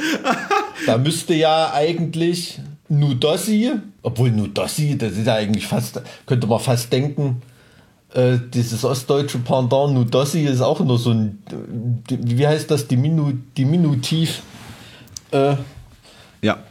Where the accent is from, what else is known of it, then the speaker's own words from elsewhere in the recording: East Germany, Germany; ich als Kind, ich bin mit äh, Leuchtstoffröhren aufgewachsen, ne? weil, weißt du, in so einem DDR-Neubau-Plattenbaugebiet.